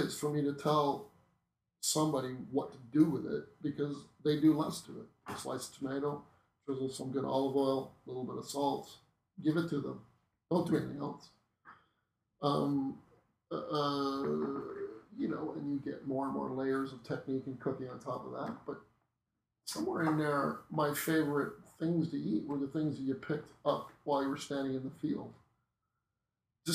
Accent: Norfolk County, Southern Ontario, Canada; I grew up in Norfolk County in Southern Ontario.

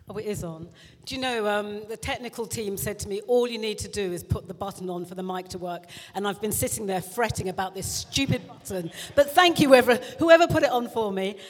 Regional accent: South East England, United Kingdom; also born or lived in London; I was born in London, but went out to the home counties in, by the age of three

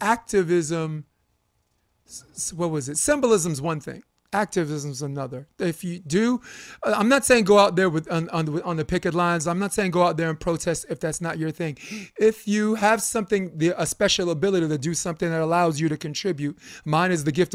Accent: New York City, New York, United States; born or raised there

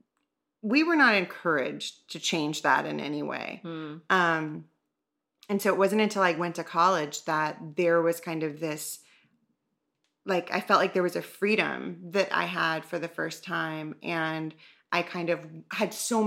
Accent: the South, United States; I'm from the South

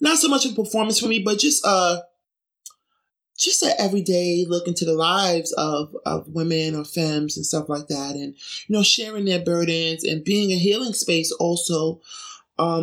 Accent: New York City, New York, United States; also born or lived in Brooklyn; I grew up in Jamaica, Queens.

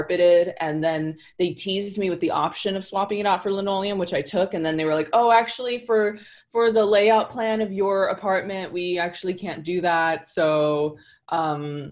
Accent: Rancho Cucamonga, California, United States; also born or lived in Sacramento, California; now in Los Angeles, United States; I grew up in Rancho Cucamonga. I was born in Sacramento.

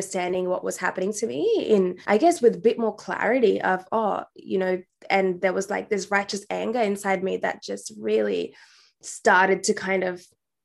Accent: India; now in Western Australia, Australia; I was born in India, and I was born in a predominantly female household. So I grew up with my aunties and grandparents

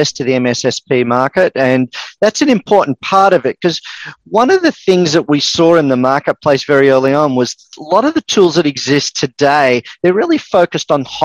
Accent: Melbourne, Victoria, Australia; accent: Australian; also born or lived in east coast of the USA; now in United States; I'm actually originally from Melbourne

